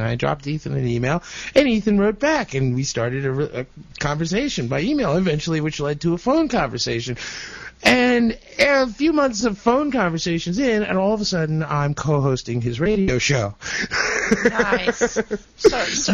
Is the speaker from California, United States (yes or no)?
no; New Jersey, United States; also born or lived in Brooklyn, New York; I was born in Brooklyn, but my parents uh, moved out here to Jersey, to New Jersey, uh, when you know back in the mid '60s